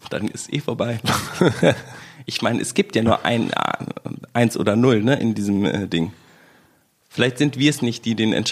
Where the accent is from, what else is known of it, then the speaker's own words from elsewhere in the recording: West Germany, Germany; bin halt Wessi und du bist aus Brandenburg.